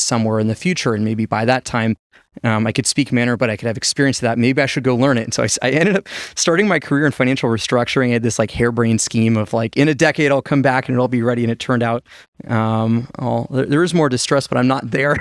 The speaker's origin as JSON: {"language": "English", "town": "Las Vegas", "region": "Nevada", "country": "United States", "tie": "born or raised there", "also_born_or_lived": "China", "moved": "as an adult", "said": "my hometown, Vegas"}